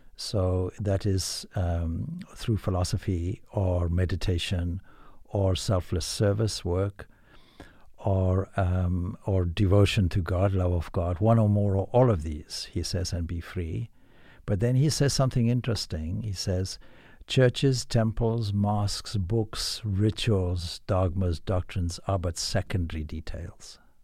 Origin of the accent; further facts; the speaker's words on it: Zimbabwe; now in Ireland; I come from Zimbabwe